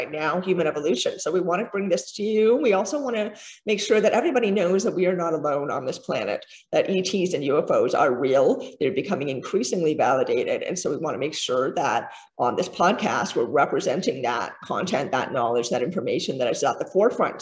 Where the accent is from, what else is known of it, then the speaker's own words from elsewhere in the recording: Canada; I'm Canadian